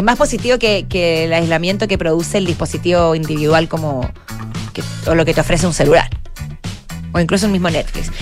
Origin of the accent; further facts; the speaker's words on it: Chile; con nuestras raíces, que está arraigado en nuestra tierra, como chilenos